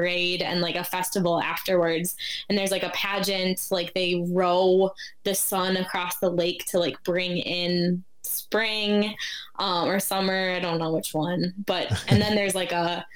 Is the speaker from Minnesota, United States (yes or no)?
yes; Minneapolis, Minnesota, United States; born or raised there; now in Chicago, United States